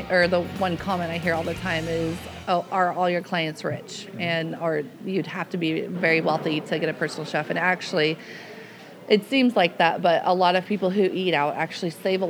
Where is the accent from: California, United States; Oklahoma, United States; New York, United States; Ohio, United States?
California, United States; Los Angeles County; moved away as an adult; now in Camino Island, United States; I grew up in Los Angeles, and I moved to Camino Island 9 years ago.